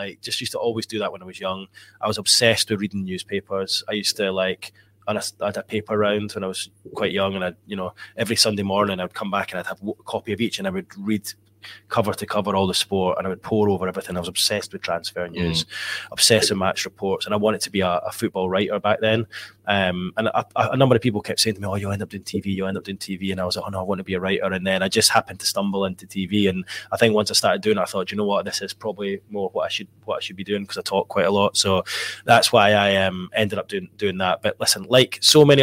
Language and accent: English; Edinburgh, Scotland, United Kingdom; moved away as an adult; now in Newcastle upon Tyne, United Kingdom; living growing up in Edinburgh